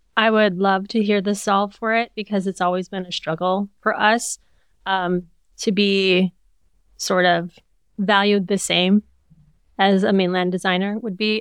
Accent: Hawaii, United States; also born or lived in California; we grew up in Hawaii

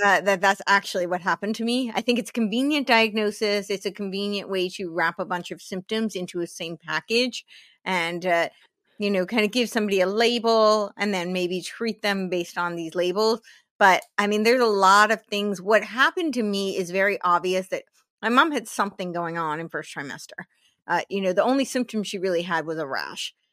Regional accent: New Jersey, United States; moved away; also born or lived in New York City; I grew up in New Jersey

